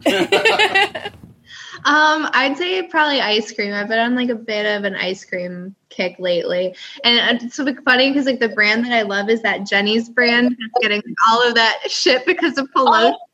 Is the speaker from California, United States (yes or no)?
yes; California, United States; born there; also born or lived in upstate New York; No, so I was born in California and then spent some time in upstate, and then I've been in the South longer than anywhere else. I've been oh. down here for like 11 years now.